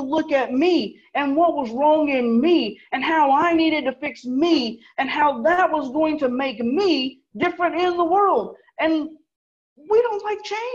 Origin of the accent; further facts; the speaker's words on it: the American South, United States; I'm a Southerner. I was brought up a Southerner